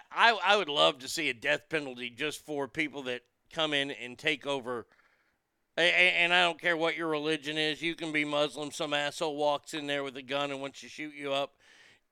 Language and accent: English; Garland, Texas, United States; my hometown of Garland, Texas